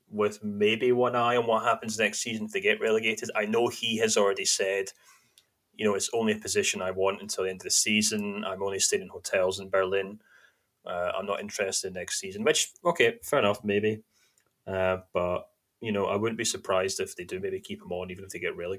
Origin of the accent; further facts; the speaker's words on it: Scotland, United Kingdom; also born or lived in Germany; I was from Shortland